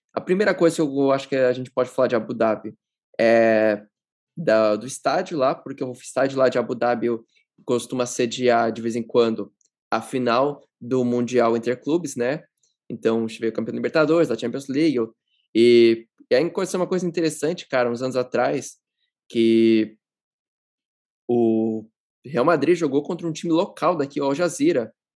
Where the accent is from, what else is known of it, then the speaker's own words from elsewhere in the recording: São Paulo, Brazil; moved away as an adult; now in United Arab Emirates; Eu sou de São Paulo.